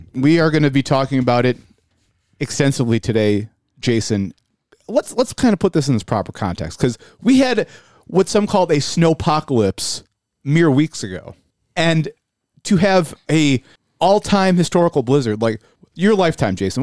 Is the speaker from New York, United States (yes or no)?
yes; Buffalo, New York, United States; We're from Buffalo